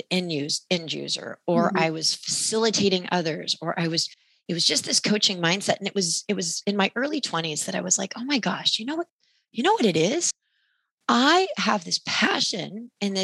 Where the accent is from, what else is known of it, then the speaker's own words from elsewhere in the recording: Sacramento, California, United States; I grew up in Sacramento.